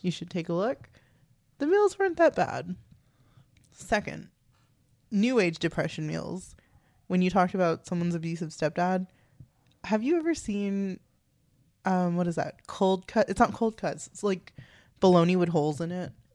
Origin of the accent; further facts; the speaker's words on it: Texas, United States; We're from Texas